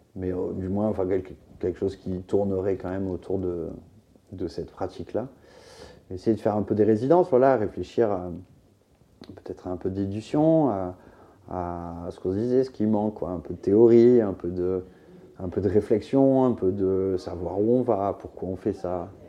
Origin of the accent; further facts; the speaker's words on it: southern France, France; also born or lived in Beaucaire; now in Paris, France; rentrer dans le sud, là d'où je viens